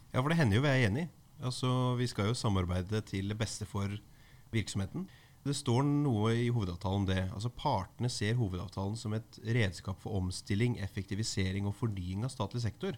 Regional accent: Skien, Telemark, Norway; i min hjemby Skien

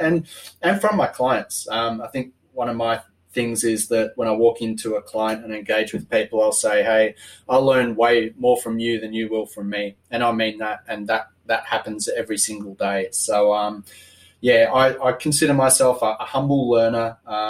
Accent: Australia; also born or lived in Scotland; I was born in Scotland, but came to Australia when I was eight. So came to Australia and learned to play bagpipes

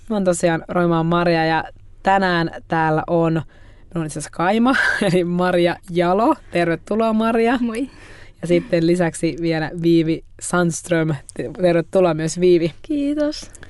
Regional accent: Järvenpää, Uusimaa, Finland; mä oon itse asiassa järven päästä. Muutin just omaan asuntoon.

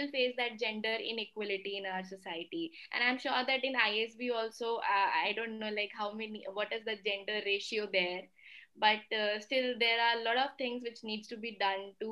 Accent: North India, India; English is a second language; I'm from North and he's from South, and we barely understand each other's language.

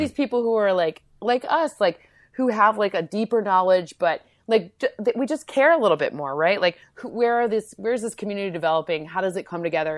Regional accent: Michigan, United States; moved away; also born or lived in Connecticut / New York; we're both from Michigan

